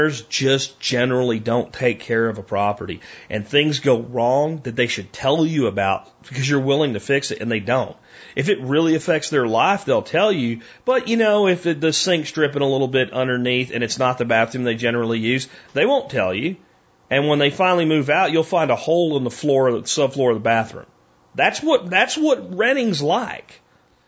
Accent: Pottsville, Pennsylvania, United States; moved away; I grew up in Pottsville, Pennsylvania

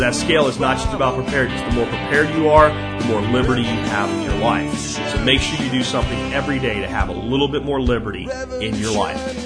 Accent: Pennsylvania, United States; places where I grew up in Pennsylvania

